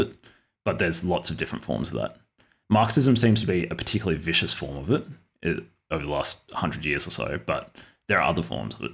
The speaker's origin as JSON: {"language": "English", "country": "Australia", "said": "I'm an Australian"}